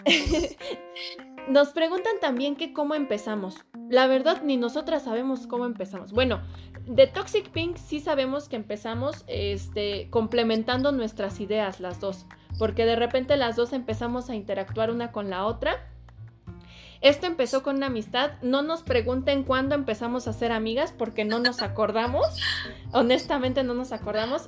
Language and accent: Spanish; Querétaro, Mexico; yo soy de Querétaro